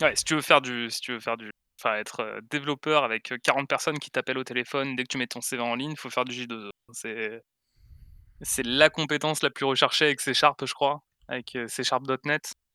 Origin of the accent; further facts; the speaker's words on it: Aix-en-Provence, Provence-Alpes-Côte d'Azur, France; chez moi à Aix-en-Provence